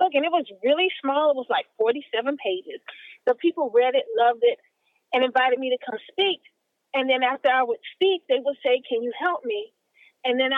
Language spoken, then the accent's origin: English; Miami, Florida, United States; I am from beautiful Miami, Florida